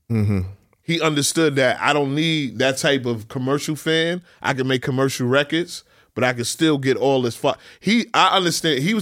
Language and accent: English; New York City, New York, United States; I'm from Queens. We from Queens where shootouts and the party is regular for us